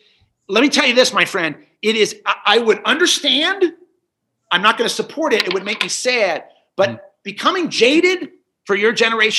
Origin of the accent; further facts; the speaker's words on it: Cincinnati, Ohio, United States; I remember watching that in some sort of state park in Indiana, because I grew up in Cincinnati